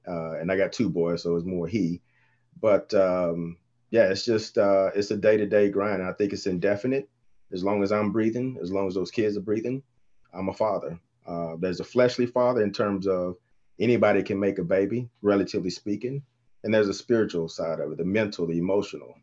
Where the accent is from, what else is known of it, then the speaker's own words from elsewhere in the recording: Texas, United States; now in Michigan, United States; Born and raised in Texas